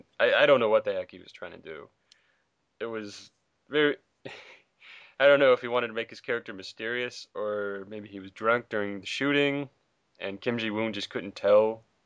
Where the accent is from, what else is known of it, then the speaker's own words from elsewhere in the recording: South Carolina, United States; South Carolina's own. I'm my home state